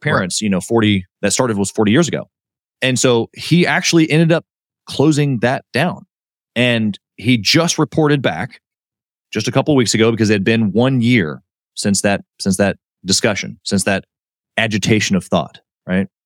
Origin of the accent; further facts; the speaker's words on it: Kansas City, Missouri, United States; also born or lived in Miami; I'm from Kansas City